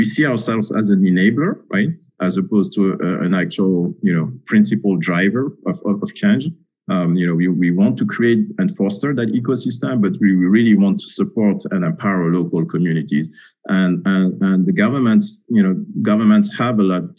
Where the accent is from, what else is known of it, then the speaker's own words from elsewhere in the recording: Senegal; now in Washington, D.C., United States; I'm actually originally from Senegal, so I know, you know, Francophone Africa very well